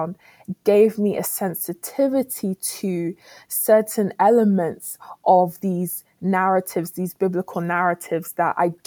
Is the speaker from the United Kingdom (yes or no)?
yes; United Kingdom; also born or lived in Ghana; As a Ghanaian British woman